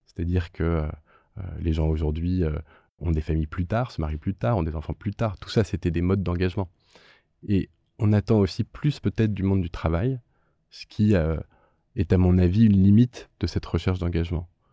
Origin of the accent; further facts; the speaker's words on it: France; en tant que, que, citoyen, en tant que Français